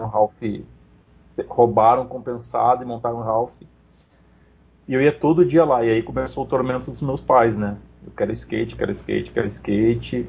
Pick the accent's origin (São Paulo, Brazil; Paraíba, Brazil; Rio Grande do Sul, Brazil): Rio Grande do Sul, Brazil; Esteio; de Esteio, que é minha cidade natal.